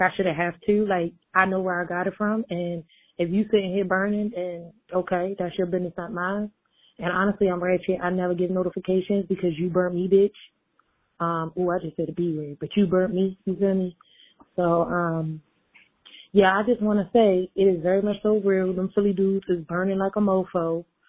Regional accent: Baltimore, Maryland, United States; I'm from Baltimore

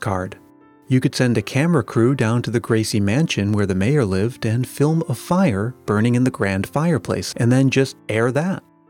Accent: New England, United States; growing up in New England in the 1980s

